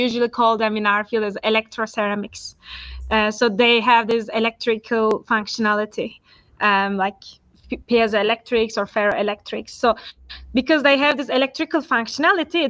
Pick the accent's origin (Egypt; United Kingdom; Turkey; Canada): Turkey; moved away as an adult; also born or lived in Istanbul, Turkey; now in Zurich, Switzerland; I'm from Turkey. So I did my primary and high school in Turkey, and then my bachelor Turkey as well